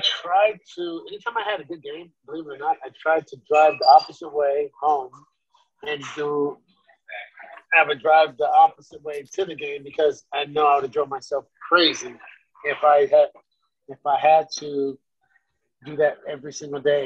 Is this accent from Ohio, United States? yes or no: no; Sacramento, California, United States; Sacramento, my hometown